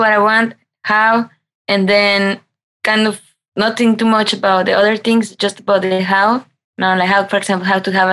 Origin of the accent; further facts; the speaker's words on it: Mexico; English is a second language; also born or lived in Berlin; now in Germany; I come from Mexico